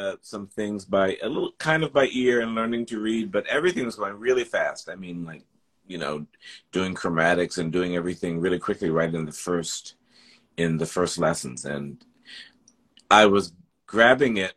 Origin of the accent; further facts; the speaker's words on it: Dayton, Ohio, United States; moved away; also born or lived in El Paso, Texas; I grew up there in Dayton, originally in the northern part, northern suburbs of Dayton.